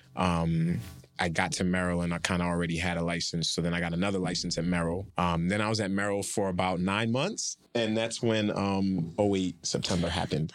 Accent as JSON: {"language": "English", "country": "Nigeria", "said": "I'm Nigerian"}